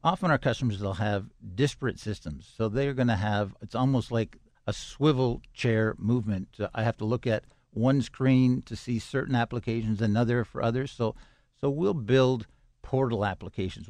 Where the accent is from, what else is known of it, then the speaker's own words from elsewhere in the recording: Toronto, Ontario, Canada; now in Pittsburgh, United States; I grew up in Toronto, Canada